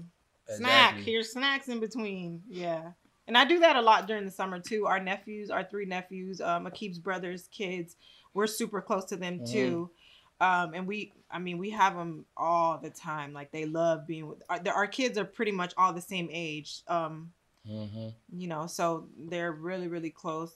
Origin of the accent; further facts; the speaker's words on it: Texas, United States; I'm from Texas.